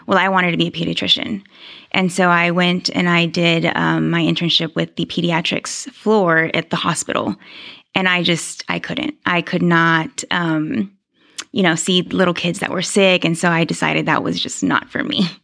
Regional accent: Houston, Texas, United States; moved away as an adult; now in Mansfield, United States; Grew up in Houston, lived in Houston my whole

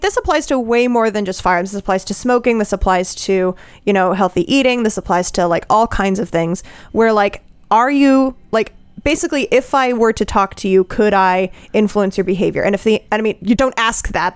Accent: Colorado, United States; I come from Colorado

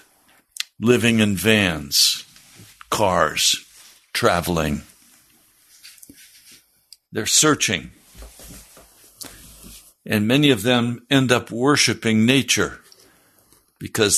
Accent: United States; as Americans

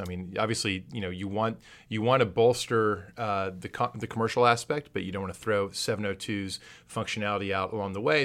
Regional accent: San Antonio, Texas, United States; Growing up in San Antonio

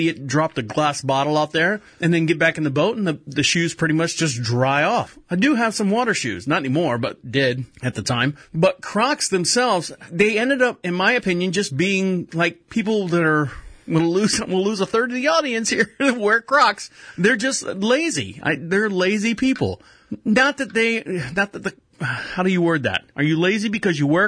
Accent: Orlando, Florida, United States; moved away as an adult; now in Charlotte, United States; I was born and raised in Orlando, Florida, and we moved up to North Carolina, Charlotte, North Carolina, probably about 8 years ago now

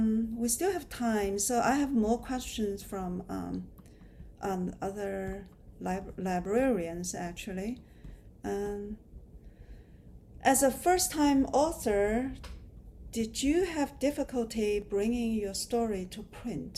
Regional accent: China; now in United States; my experience growing up in China

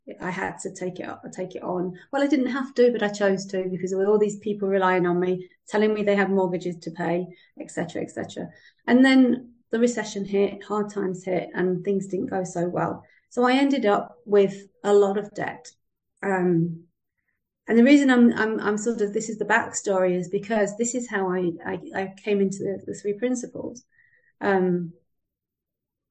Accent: United Kingdom; moved away as an adult; now in Spain; I live in Spain, so I am British, and I've lived in Spain since 1986

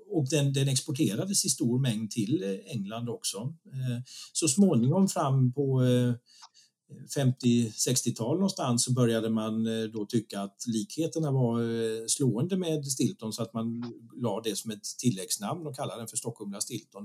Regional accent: Visby, Gotland, Sweden; moved away as an adult; jag är född och uppvuxen i Visby

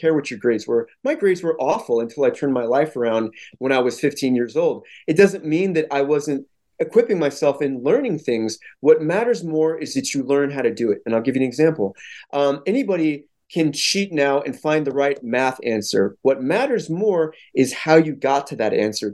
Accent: St. Louis, Missouri, United States; where I come from St. Louis

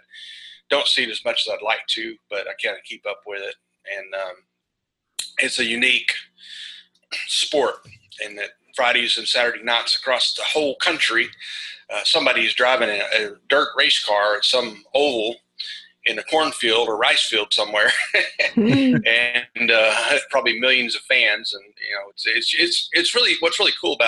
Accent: Arkansas, United States; I am from Arkansas and probably one of the smaller states in the union

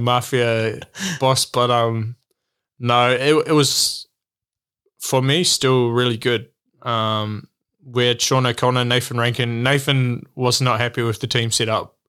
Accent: New Zealand; moved away as an adult; also born or lived in Australia; as a Kiwi

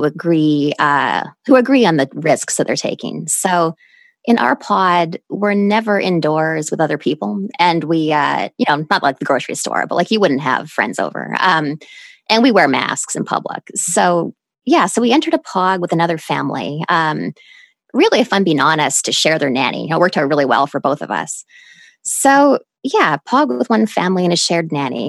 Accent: Canada; moved away as an adult; also born or lived in United States; now in New York City, United States; I lived in Canada till I was 22

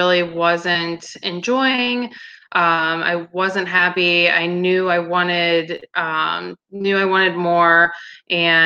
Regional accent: Pittsburgh, Pennsylvania, United States; I'm from Pittsburgh, Pennsylvania. I've lived here my entire life

